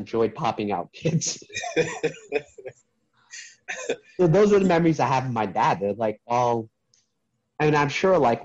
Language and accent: English; New York City, New York, United States; I was in the process of applying for a magnet middle school in New York City